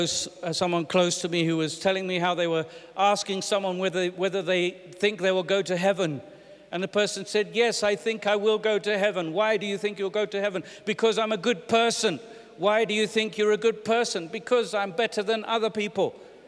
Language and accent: English; England, United Kingdom; I'm British and English, but I'm also Ugandan and I'm South African and I have American friends and all kinds of things, so I pick up all sorts.